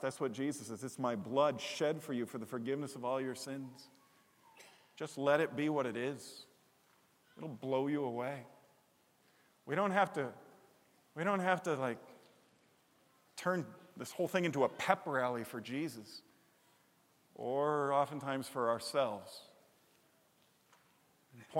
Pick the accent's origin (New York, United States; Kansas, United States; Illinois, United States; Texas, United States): Illinois, United States; Chicago; moved away; I grew up in Chicago